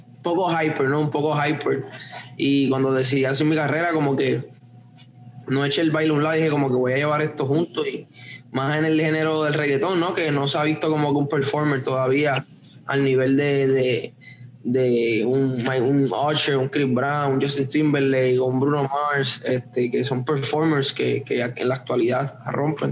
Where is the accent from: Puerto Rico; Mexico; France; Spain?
Puerto Rico; yo me crié en Puerto Rico, so crecí con, ese sazón y ese flavor